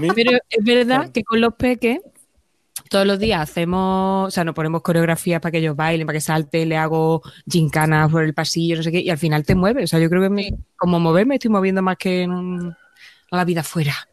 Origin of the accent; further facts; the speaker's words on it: Andalusia, Spain; now in Madrid, Spain; En mi tierra se llama hueso